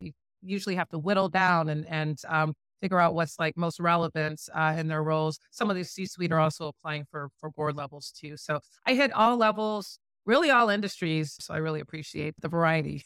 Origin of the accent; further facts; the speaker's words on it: St. Louis, Missouri, United States; also born or lived in Bloomington, Illinois; we're, we're both from Saint Louis